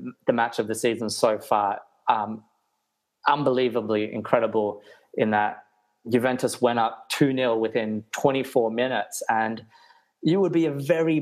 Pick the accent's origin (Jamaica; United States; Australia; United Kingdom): Australia; growing up as an Australian kid in the 90s in Australia